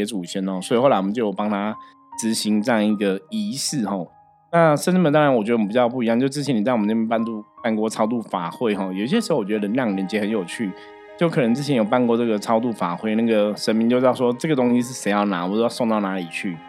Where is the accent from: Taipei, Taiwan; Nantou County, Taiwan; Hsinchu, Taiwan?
Taipei, Taiwan; Shilin; 就是因为我们在士林嘛，哈，我们的老家就我我我祖母他们住士林，我爸也是士林